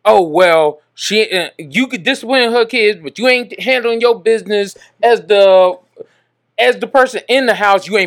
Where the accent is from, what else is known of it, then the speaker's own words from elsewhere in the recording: Dallas, Texas, United States; also born or lived in Mesquite, Texas; I grew up in Pleasant Grove. I went to Mesquite schools